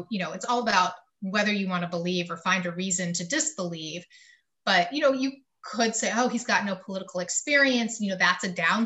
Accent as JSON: {"language": "English", "region": "North Carolina", "country": "United States", "said": "I'm from North Carolina"}